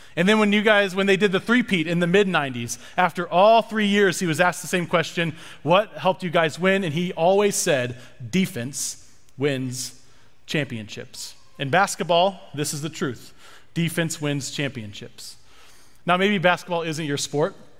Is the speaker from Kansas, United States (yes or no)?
yes; Lawrence, Kansas, United States; I'm from Lawrence, Kansas, which is where the University of Kansas is